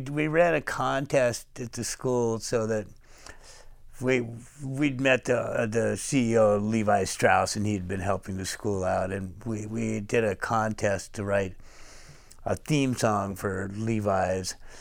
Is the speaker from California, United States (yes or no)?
yes; Fairhaven, California, United States; moved away; also born or lived in San Francisco; I was born in Fairhaven, California, which is about six hundred fifty miles north of here